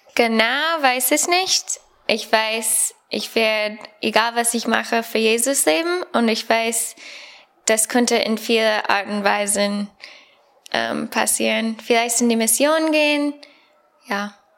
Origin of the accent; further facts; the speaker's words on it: United States; German is a second language; moved away as an adult; now in Germany; ich komme aus Amerika